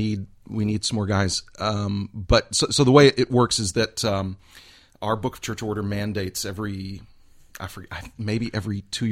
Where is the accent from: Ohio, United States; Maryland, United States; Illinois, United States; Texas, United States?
Texas, United States; Houston; I grew up in Houston, Texas.